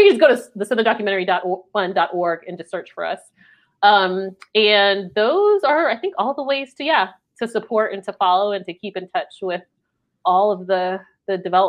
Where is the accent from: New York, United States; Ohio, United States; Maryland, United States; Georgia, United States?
Maryland, United States; now in North Carolina, United States; So I do live in North Carolina. Mm. Although I'm from Maryland, but I do live in North Carolina.